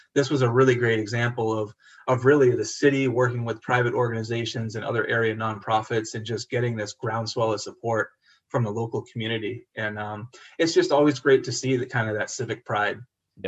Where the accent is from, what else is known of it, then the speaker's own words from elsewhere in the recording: Holyoke, Massachusetts, United States; it's being kind of my hometown